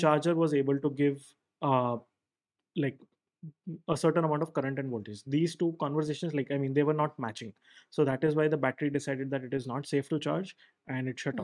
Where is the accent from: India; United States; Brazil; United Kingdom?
India; Mumbai, Maharashtra; I am originally from Mumbai